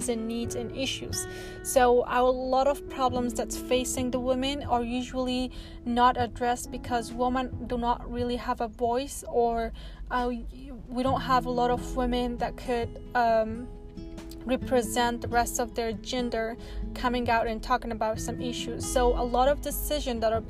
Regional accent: Afghanistan; moved away; I'm originally from Afghanistan. I grew up there

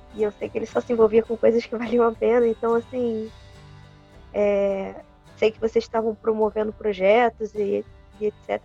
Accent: Macaé, Rio de Janeiro, Brazil; eu sou realmente macaense, moro aqui desde que eu nasci

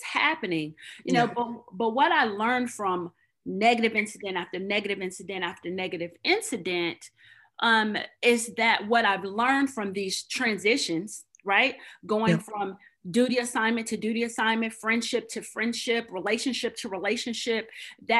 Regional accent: Oklahoma, United States; moved away as an adult; also born or lived in Hawaii; We are both from Oklahoma

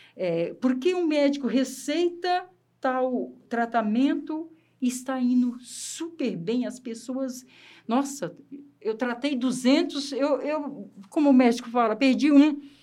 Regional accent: Espírito Santo, Brazil; eu sou capixaba, aquela terra molecada, tudo na rua

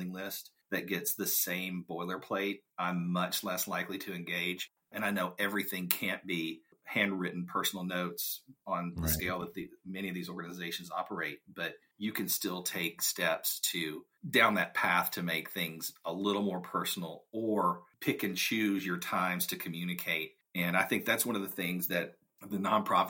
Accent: South Arkansas, United States; A good portion of the folks that grew up in my hometown, even to this day, end up going to the University of Arkansas

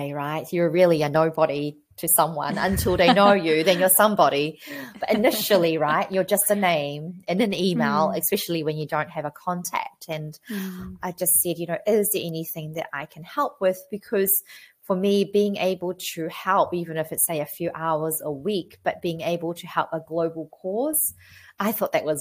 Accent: New Zealand; I'm a pharmacist from New Zealand.

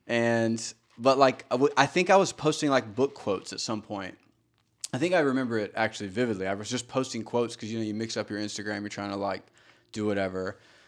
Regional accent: Georgia, United States; I mean, you know, I grew up in Georgia. Like, I mean, there's not going to outlaw any manuals in Georgia anytime soon.

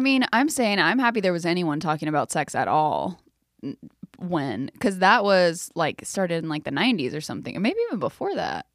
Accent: South Carolina, United States; I'm from South Carolina.

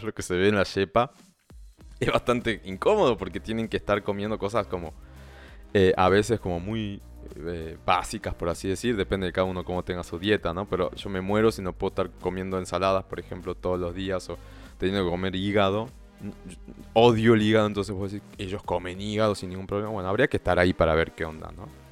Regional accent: northern Argentina, Argentina; accent: Argentine, northern; español con acento argentino eh, y, no, y, argentino más tirando al norte, porque yo soy del norte de Argentina

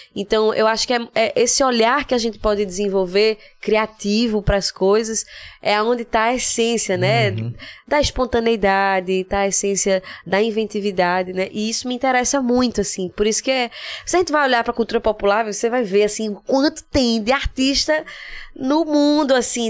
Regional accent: Recife, Pernambuco, Brazil; moved away as an adult; also born or lived in São Paulo; eu morei no Cordeiro, eu cresci a infância inteira no Eita, Cordeiro

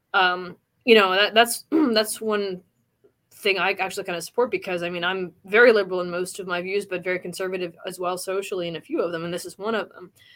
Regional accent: Indiana, United States; here in actually Indiana, my my home state

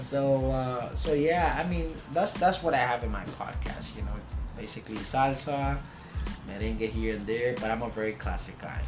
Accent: New York City, New York, United States; moved away; I grew up in Queens

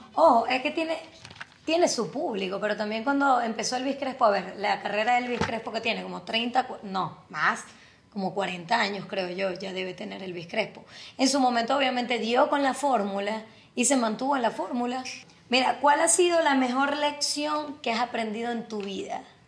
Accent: Zulia, Venezuela; es zuliano como yo

